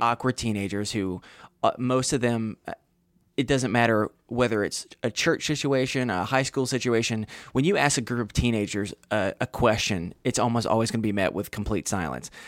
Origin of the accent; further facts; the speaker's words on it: Western North Carolina, United States; back probably like thirty or so minutes from my hometown.